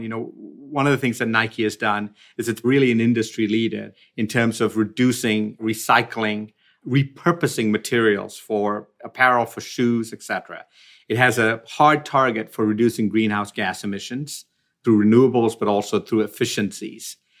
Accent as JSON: {"language": "English", "country": "Sierra Leone", "tie": "born or raised there", "also_born_or_lived": "Sri Lanka", "moved": "yes", "said": "I was born in Sri Lanka, but when we were about five years old, we moved to Africa. And I really did grow up in the tropical jungle. Like, we were out there, really out there, in a small country called Sierra Leone"}